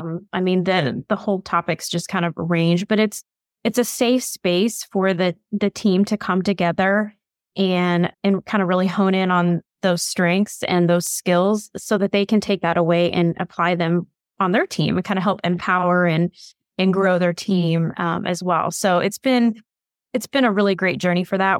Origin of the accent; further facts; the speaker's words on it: Bloomington, Indiana, United States; I grew up in Indiana. I'm in Bloomington.